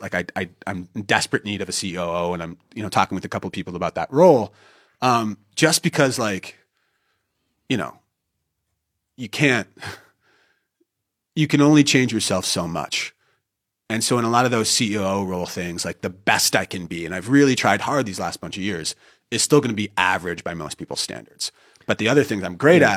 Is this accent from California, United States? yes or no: yes; Northern California, United States; moved away as an adult; I was born in 1990 in Northern California